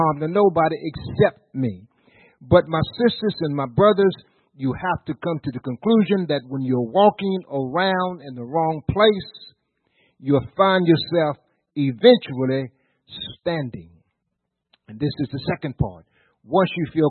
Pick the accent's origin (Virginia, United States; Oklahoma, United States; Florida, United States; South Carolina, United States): Virginia, United States; we're from Virginia